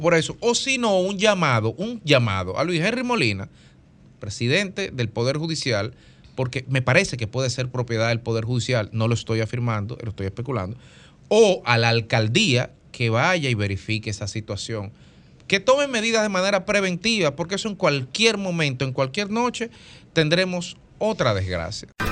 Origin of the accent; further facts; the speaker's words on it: Dominican Republic; como dominicanos